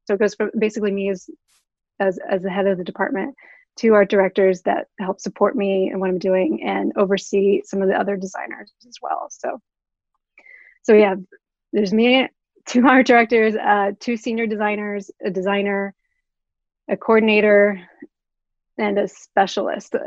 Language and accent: English; Oklahoma City, Oklahoma, United States; moved away as an adult; I am originally from Oklahoma City.